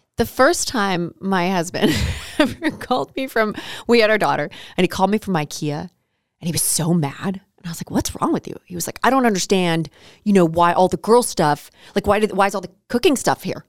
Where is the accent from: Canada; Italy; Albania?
Canada; I'm Canadian